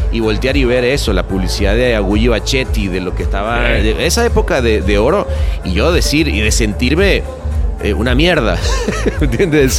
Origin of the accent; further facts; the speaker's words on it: Venezuela; en esa época trabajando en Venezuela. Bueno, obviamente siempre como venezolano vas diciendo, wow